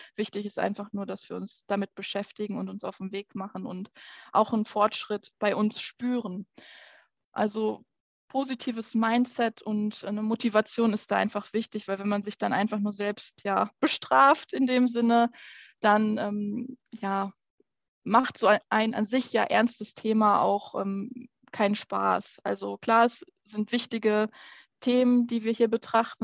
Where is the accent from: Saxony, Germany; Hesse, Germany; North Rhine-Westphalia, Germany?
North Rhine-Westphalia, Germany; Petershagen; Ich komme aus Petershagen ursprünglich